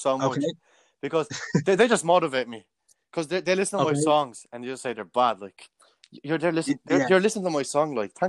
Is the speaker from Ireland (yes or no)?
yes; Dublin, Leinster, Ireland; I'm from Cabra. I'm 17 years of age.